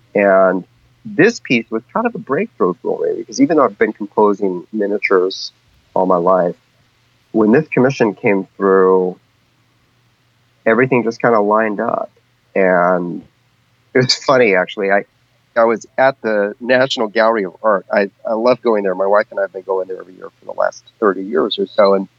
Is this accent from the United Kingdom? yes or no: no; Amazon, Peru; I grew up in the Peruvian Amazon. My parents were medical missionaries taking care of indigenous people out in the jungle. So I grew up in the jungle